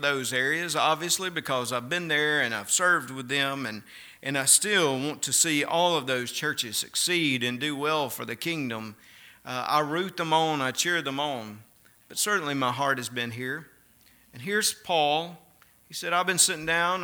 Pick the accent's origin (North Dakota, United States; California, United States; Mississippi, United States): Mississippi, United States; accent: Mississippi; moved away; my Mississippi accent